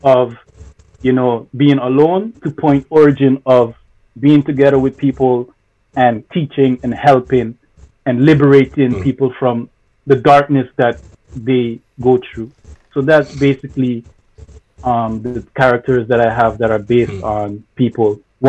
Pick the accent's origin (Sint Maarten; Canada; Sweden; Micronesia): Sint Maarten; born there; being told to go back to my country of origin, which is St. Martin, because I was born in St. Martin, but to go back to Haiti, to be specific.